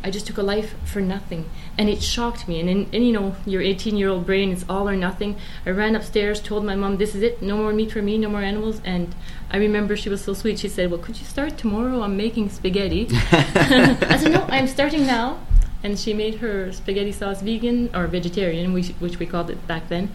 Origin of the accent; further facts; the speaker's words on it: Moncton, New Brunswick, Canada; also born or lived in Campbellton; I was born in Campbellton, and we moved to Moncton when I was about six years old